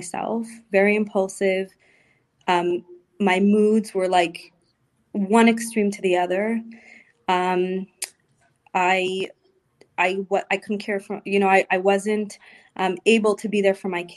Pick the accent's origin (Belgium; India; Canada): Canada; Montreal, Quebec; moved away as an adult; also born or lived in Florida; we moved on and moved back to Montreal, to my hometown